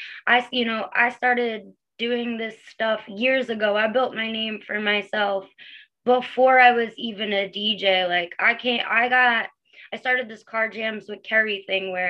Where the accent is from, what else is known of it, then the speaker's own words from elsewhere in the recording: Long Island, New York, United States; I'm from Long Island, New York